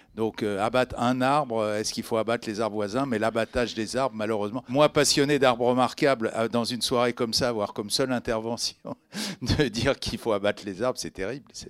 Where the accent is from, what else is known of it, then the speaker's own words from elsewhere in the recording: Paris, Île-de-France, France; accent: Parisian; je suis parisien, ça s'entend